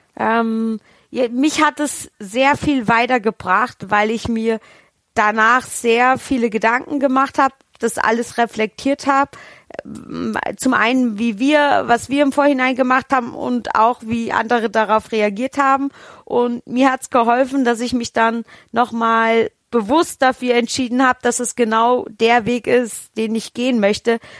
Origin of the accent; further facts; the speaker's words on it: Rhön, Hesse, Germany; moved away; ich komme ja gebürtig aus der Rhön und in der Rhön herrscht sehr raues Klima